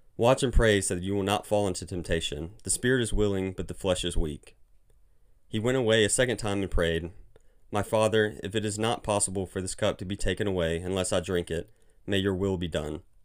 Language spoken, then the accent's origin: English; Mobile, Alabama, United States; moved away as an adult; now in Birmingham, United States; I grew up in Mobile, Alabama